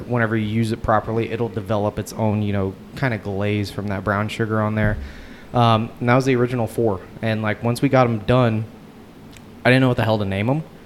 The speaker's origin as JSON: {"language": "English", "town": "Houston", "region": "Texas", "country": "United States", "tie": "born or raised there", "also_born_or_lived": "Beaumont, Texas", "said": "I was born in Beaumont, grew up in Houston"}